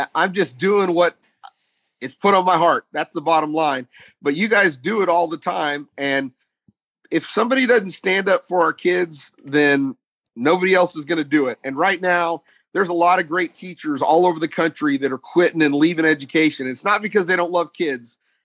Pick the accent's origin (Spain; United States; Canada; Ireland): United States; Texas; I'm a Texan